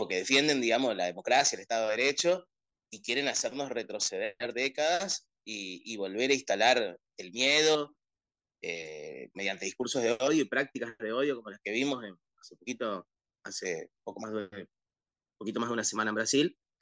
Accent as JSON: {"language": "Spanish", "country": "Argentina"}